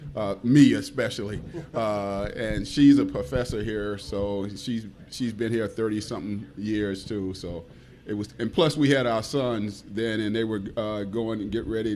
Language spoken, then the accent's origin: English; Washington, District of Columbia, United States; moved away; I'm from Washington D.C.